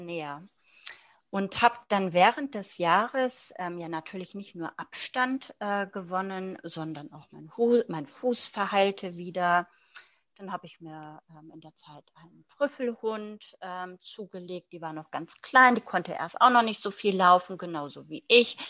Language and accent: German; Germany; moved away as an adult; now in Luxembourg; bin aber eigentlich gebürtige Deutsche